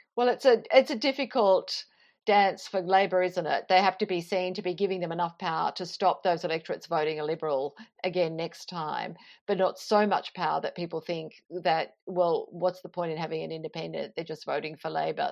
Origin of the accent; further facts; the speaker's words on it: Toowoomba, Queensland, Australia; moved away; I grew up in Toowoomba